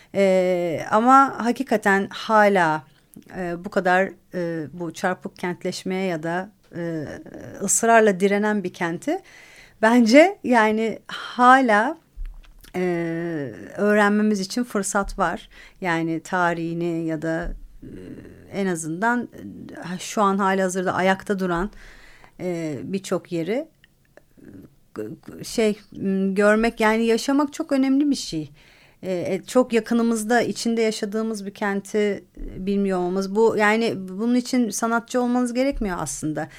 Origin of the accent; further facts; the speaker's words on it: Istanbul, Turkey; ben İstanbul'un çok güzel bir yerinde büyüdüm